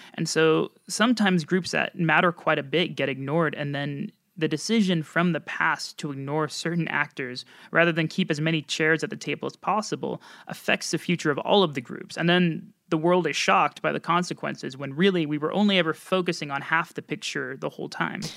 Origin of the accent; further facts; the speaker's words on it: United States; now in Erbil, Iraq; I'm an American journalist